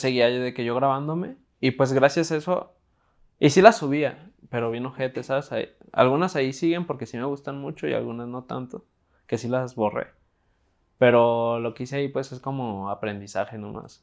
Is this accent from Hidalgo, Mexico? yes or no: no; Guadalajara, Jalisco, Mexico; tengo 19 años, soy de Guadalajara